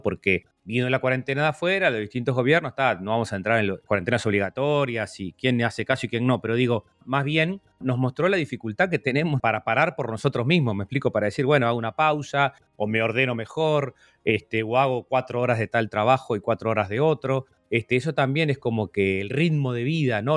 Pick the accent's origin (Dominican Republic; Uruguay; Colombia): Uruguay; uno lo veía acá como uruguayo